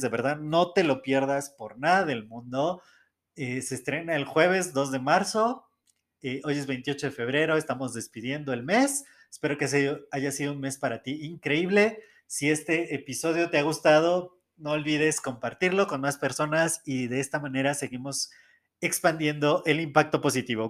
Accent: Mexico City, Mexico; yo nací en el Estado de México, muy cerca de la Ciudad de México, y toda mi vida he vivido aquí en Ciudad de México.

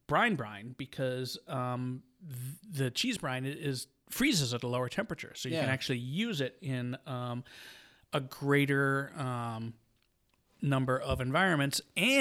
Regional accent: Michigan, United States; I'm from the good part, the mitten.

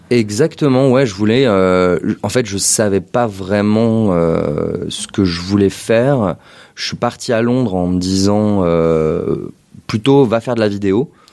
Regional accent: Paris, Île-de-France, France; moved away as an adult; also born or lived in London; je suis né à Paris

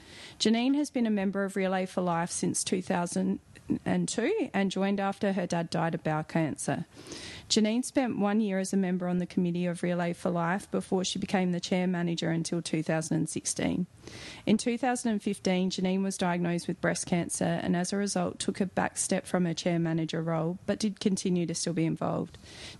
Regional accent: Yorke Peninsula, South Australia, Australia; As I grew up on the York Peninsula and loved working in the area with my business

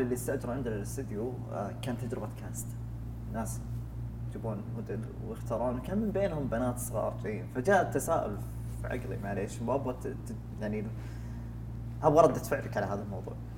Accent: Saudi Arabia; عندنا في السعوديه

